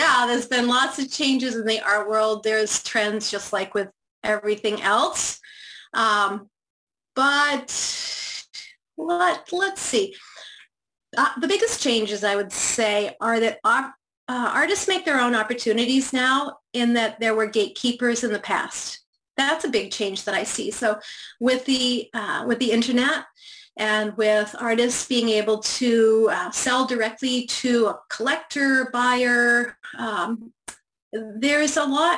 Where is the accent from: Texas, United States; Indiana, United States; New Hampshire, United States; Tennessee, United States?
New Hampshire, United States; Rochester; I grew up in Rochester, New Hampshire, which is southern New Hampshire